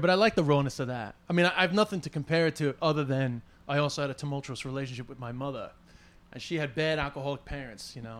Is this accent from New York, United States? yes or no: yes; New York City, New York, United States; I'm from Flushing